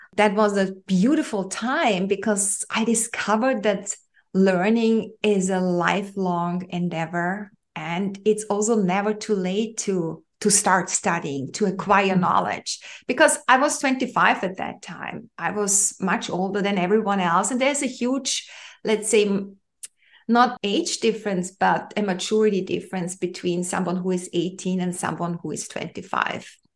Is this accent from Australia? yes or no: no; Austria; I grew up in Europe, in the heart of Europe, to be specific. I'm from Austria, where I'm living at at the moment